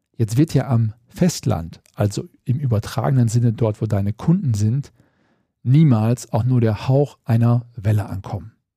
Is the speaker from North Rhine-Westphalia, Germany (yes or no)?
yes; North Rhine-Westphalia, Germany; bei uns in Westfalen